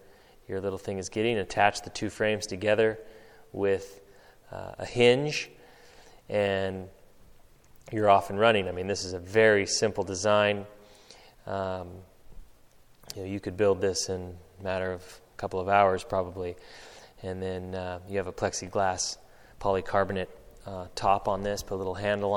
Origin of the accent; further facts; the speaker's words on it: Northern California, United States; growing up in Northern California